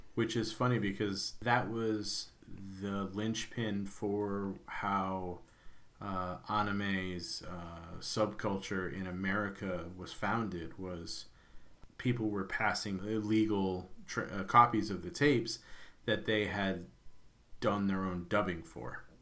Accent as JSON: {"language": "English", "country": "United States", "said": "as an American"}